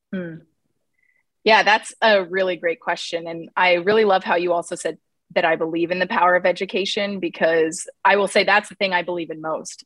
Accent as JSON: {"language": "English", "region": "Nebraska", "country": "United States", "tie": "born or raised there", "moved": "yes", "lives_now": "Cleveland, United States", "said": "I was born in Nebraska"}